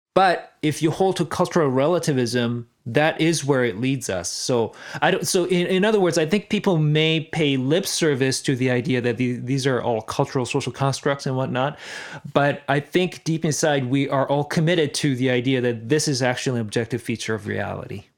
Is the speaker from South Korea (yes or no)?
yes; South Korea; I'm from South Korea